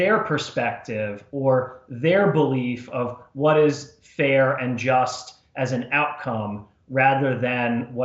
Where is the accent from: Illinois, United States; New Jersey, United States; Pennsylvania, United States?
New Jersey, United States; moved away as an adult; also born or lived in Washington, D.C.; I was born and raised in New Jersey